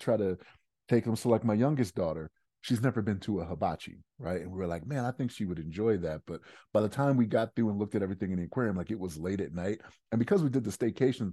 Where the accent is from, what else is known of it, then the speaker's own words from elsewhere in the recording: Maryland, United States; now in Denver, United States; So like I'm from Maryland